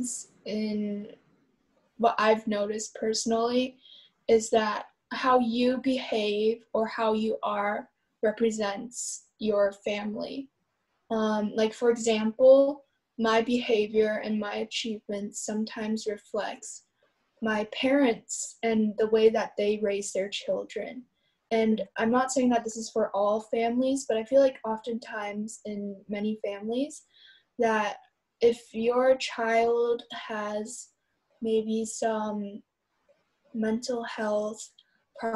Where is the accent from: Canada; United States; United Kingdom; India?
United States; I've been raised in America ever since